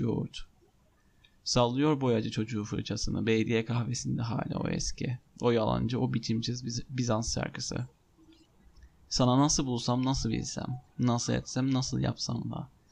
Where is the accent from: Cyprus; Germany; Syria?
Cyprus; Ben Kıbrıs'ta büyüdüm